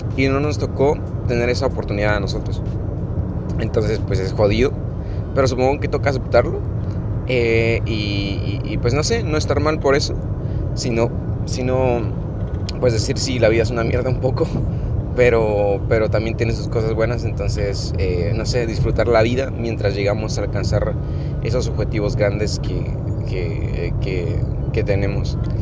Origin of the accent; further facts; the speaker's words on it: Guatemala; desde mi pueblo, desde mi aldea, desde un lugar pequeño y en Guatemala